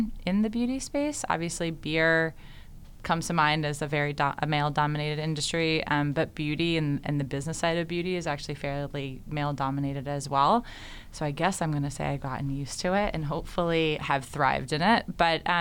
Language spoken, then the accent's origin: English; Connecticut, United States; now in Kansas City, United States; I grew up in Connecticut